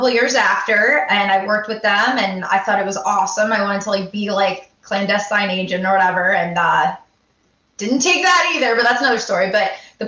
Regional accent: Connecticut, United States; I'm from Connecticut.

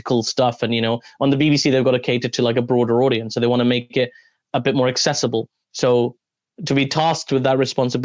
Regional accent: London, United Kingdom; I'm from London.

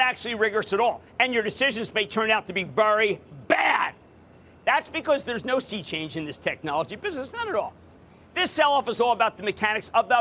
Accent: Philadelphia, Pennsylvania, United States; Coming to you from my hometown, the hometown of the Super Bowl champs, the hometown of the Philadelphia Eagles.

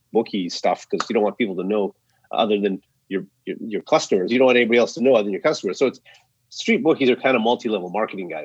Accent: Saskatchewan, Canada; moved away; out to Saskatchewan, where I actually grew up, where the pig farm was, and where I had lots of relatives

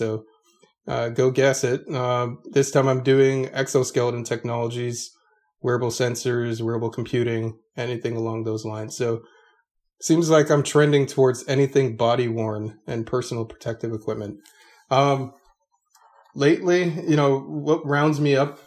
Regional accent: South Florida, United States; also born or lived in Orlando, Florida; I was born and raised in South Florida

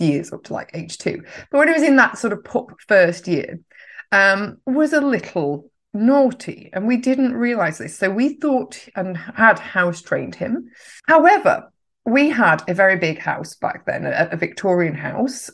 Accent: Yorkshire and the Humber, United Kingdom; I'm a Yorkshire lass

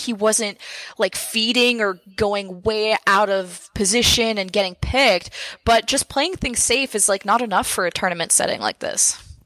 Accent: Montreal, Quebec, Canada; I was born in Montreal

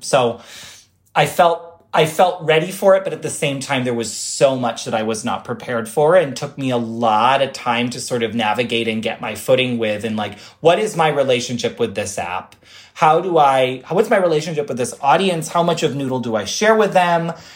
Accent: Rochester, New York, United States; now in New York City, United States; Rochester, my hometown

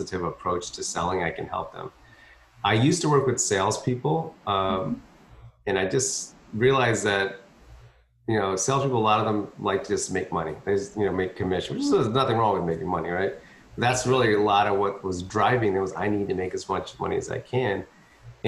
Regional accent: Philadelphia, Pennsylvania, United States; moved away as an adult; now in Texas, United States; it was hard to get a job in Philadelphia, which is where I grew up. My wife's the Texan, so I came down to Texas, but I grew up in Philly

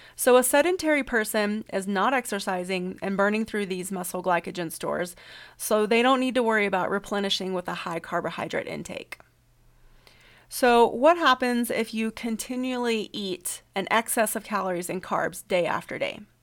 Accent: the South, United States; I'm from the South

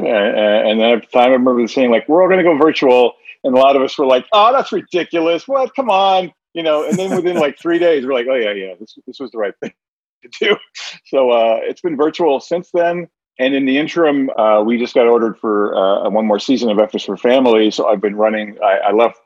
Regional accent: New Jersey, United States; my neighborhood growing up in New Jersey

